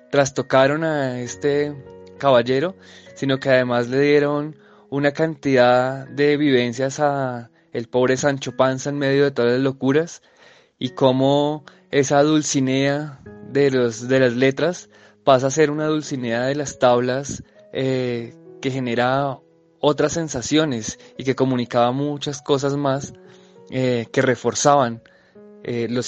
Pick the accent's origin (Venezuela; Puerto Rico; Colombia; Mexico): Colombia; nuestra conciencia como colombianos. Nosotros tenemos mucho que ver con España, que es de donde viene la obra, es parte de su cultura, de su pasado y de su patrimonio cultural. Entonces, los colombianos debemos verlo como una obra propia